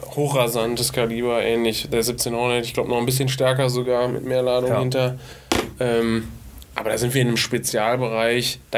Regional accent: Düsseldorf, North Rhine-Westphalia, Germany; gerade wenn ich komme selber aus Düsseldorf.

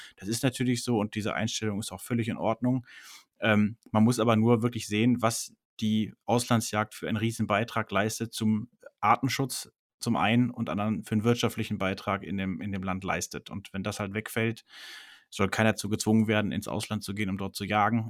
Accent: Germany; bei uns in Deutschland

